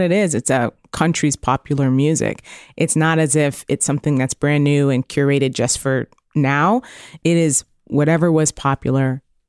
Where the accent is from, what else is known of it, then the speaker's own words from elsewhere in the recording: Canada; I would disagree drops. As a Canadian, but that's